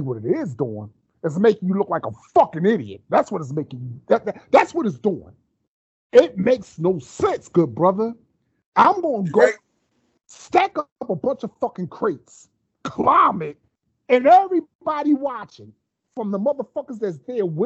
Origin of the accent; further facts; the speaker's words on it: United States; a black man born and raised in America